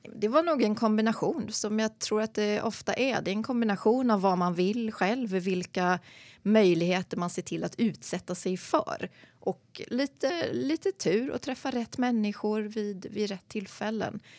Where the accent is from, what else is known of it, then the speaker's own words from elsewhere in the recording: Sandviken, Gävleborg County, Sweden; moved away; also born or lived in Gothenburg / London / Uppsala; Född i Göteborg, flyttade till Sandviken, lilla bruksorten, när jag var sju och växte upp där